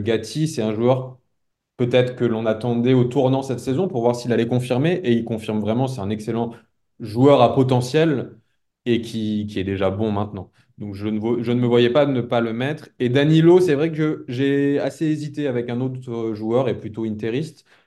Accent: France; en tant que Français

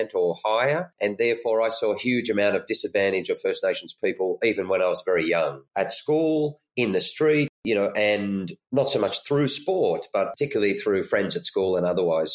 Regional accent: Lismore, New South Wales, Australia; I come from Lismore, which is quite a small regional country area in the north of New South Wales in Australia

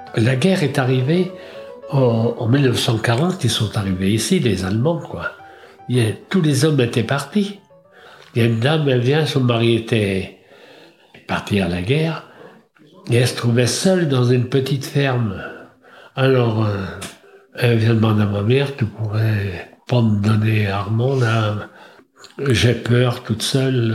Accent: Trémuson, Brittany, France; 1927, à Trémaison

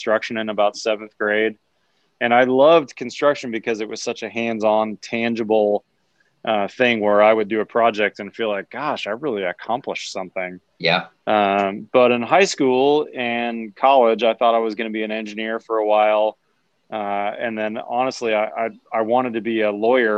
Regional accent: Pittsburgh, Pennsylvania, United States; My dad was in sales in the steel industry in Pittsburgh, PA, my hometown

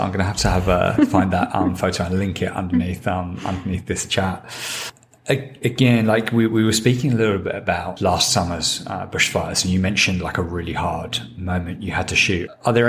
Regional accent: England, United Kingdom; as an Englishman.

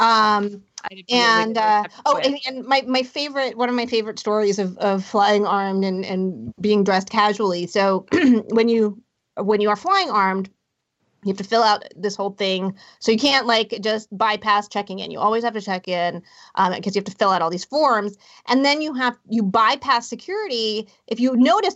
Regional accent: Hampton Roads, Southern Virginia, United States; I grew up in Southern Virginia in Hampton Roads.

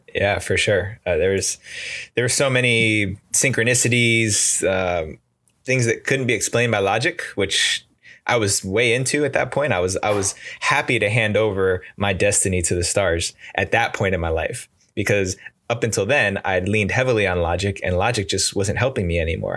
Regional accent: outside of New York City, United States; moved away as an adult; now in California, United States; I grew up in the East Coast outside of New York City

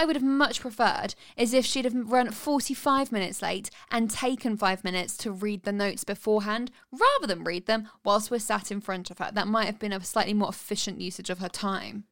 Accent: United Kingdom; 'cause I'm British

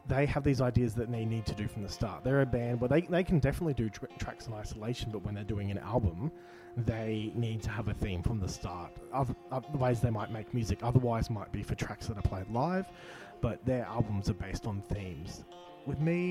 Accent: Brisbane, Queensland, Australia; I grew up in Brisbane

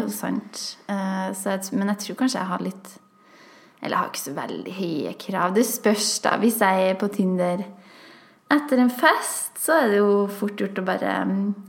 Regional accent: Trøndelag, Norway; Vi var bare to trøndere

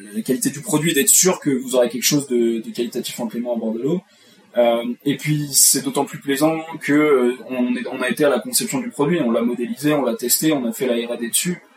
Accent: Charente, Nouvelle-Aquitaine, France; je suis originaire de Charente

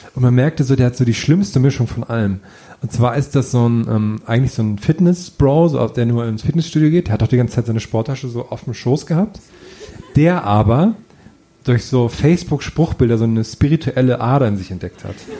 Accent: village near Ohrdruf, Thuringia, Germany; moved away; von einem Nachbarort meines Heimatdorfes

